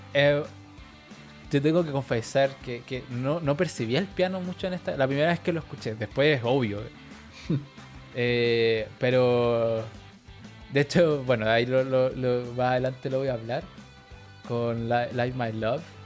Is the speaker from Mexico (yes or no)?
no; Chile; por azar de la vida, por cosas del universo, soy chileno